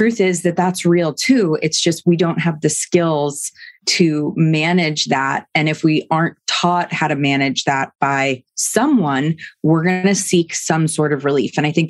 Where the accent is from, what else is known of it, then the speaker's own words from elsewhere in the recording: New York, United States; I'm from New York.